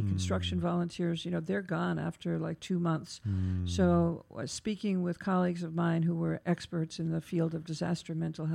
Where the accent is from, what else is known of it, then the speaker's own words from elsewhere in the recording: New York, United States; as a New Yorker